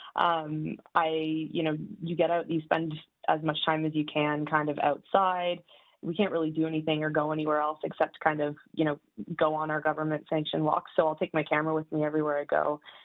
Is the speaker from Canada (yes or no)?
yes; Mississauga, Ontario, Canada; now in Toronto, Canada; I live in Toronto, uh, but I'm from Mississauga